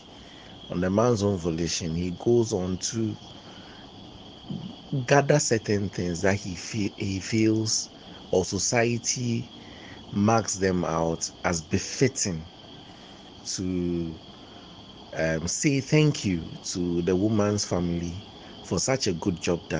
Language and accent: English; Ghana; I'm a Ghanaian and African in that light, and a Krobo.